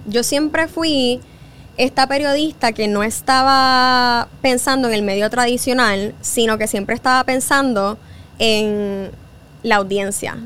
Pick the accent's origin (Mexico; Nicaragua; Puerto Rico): Puerto Rico; moved away as an adult; also born or lived in New York; Yo soy boricua